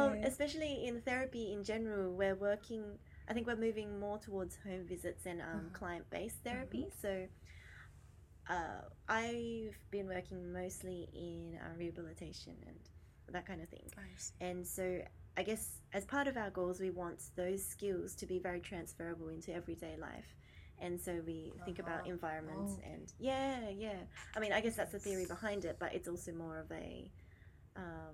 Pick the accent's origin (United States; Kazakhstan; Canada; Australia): Australia; Perth, Western Australia; moved away; I'm originally from Perth in Western Australia.